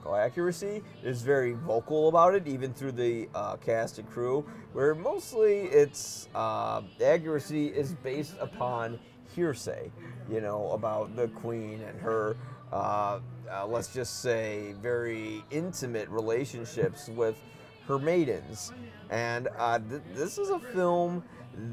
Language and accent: English; United States; I'm an American